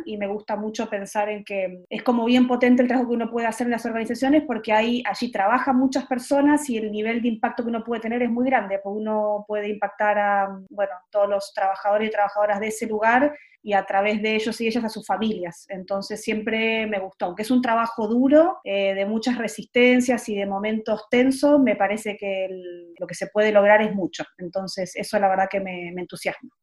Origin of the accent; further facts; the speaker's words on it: Argentina; moved away as an adult; also born or lived in Buenos Aires; now in Santiago, Chile; cómo somos los argentinos, argentinas